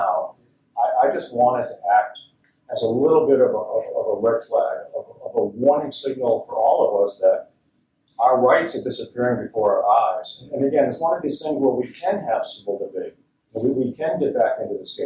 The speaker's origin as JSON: {"language": "English", "town": "Boston", "region": "Massachusetts", "country": "United States", "tie": "born or raised there", "said": "Boston, my hometown"}